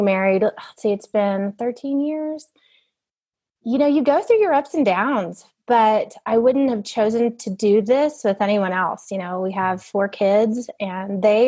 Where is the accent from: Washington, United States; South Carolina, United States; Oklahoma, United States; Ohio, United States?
Oklahoma, United States; Norman; moved away as an adult; also born or lived in Duncan, Oklahoma / Ecuador; now in Fort Worth, United States; I grew up in Duncan and Norman, Oklahoma